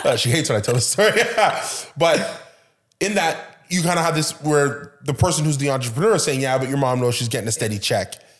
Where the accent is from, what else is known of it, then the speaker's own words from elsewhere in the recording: Canada; my parents, they immigrated here. I was born here